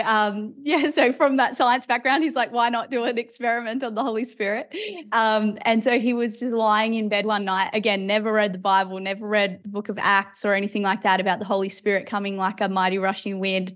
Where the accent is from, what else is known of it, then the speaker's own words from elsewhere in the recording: Australia; also born or lived in Ireland; we moved to Australia when I was about eight or nine years old. Uh, so now I'm an Aussie citizen.